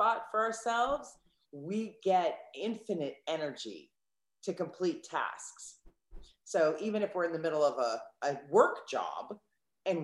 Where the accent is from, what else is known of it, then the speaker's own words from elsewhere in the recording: East Coast of the United States, United States; now in Southern California, United States; I'm originally from the East Coast of the United States, and now I live on the West Coast in Southern California.